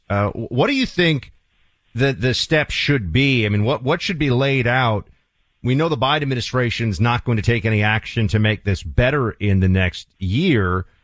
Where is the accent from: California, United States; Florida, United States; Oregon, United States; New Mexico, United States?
Florida, United States; We're joined by Senator Rick Scott from my home state of Florida.